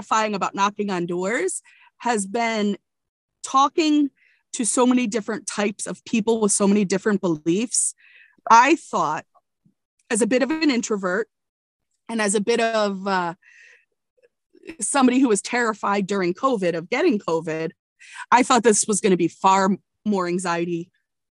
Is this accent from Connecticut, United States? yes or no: yes; Connecticut, United States; moved away; also born or lived in Virginia; I grew up in Connecticut as a privileged white girl